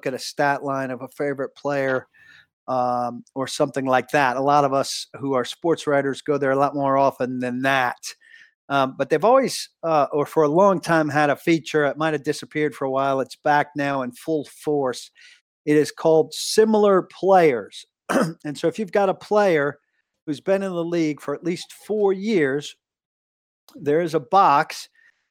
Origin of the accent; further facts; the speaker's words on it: New Jersey, United States; I'm a Central Jersey guy